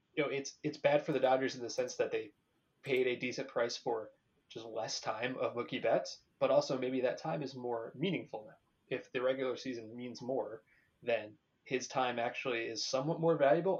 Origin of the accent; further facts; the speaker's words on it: Brick, New Jersey, United States; moved away; also born or lived in Boston; I'm from New Jersey. I'm not from LA.